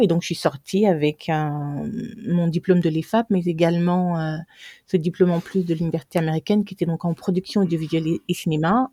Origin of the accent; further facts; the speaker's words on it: Libreville, Gabon; moved away as an adult; also born or lived in Toulouse, France / New York, United States; now in France; je suis née au Gabon, j'ai fait mes études primaires et secondaires. Après mon bac, je suis venue euh, à Toulouse